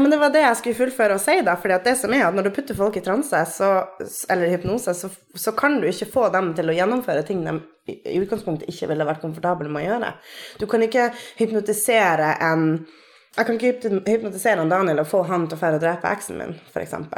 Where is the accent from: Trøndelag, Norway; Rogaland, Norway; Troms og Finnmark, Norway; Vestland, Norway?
Troms og Finnmark, Norway; moved away as an adult; now in Tromsø, Norway; Jeg er fra Finnmark. Bor i Tromsø på mitt sy sydnordlige åttende år.